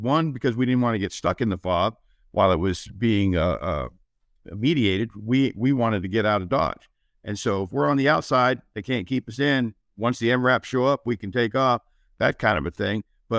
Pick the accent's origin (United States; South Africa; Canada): Canada; well, I'm from Canada. So a couple means like 30.